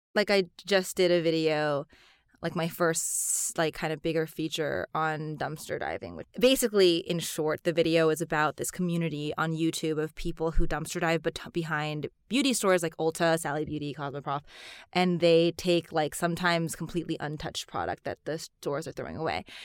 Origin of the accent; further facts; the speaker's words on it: United States; I am Chinese American. My mom is from Singapore and my dad's actually Chinese from Madagascar.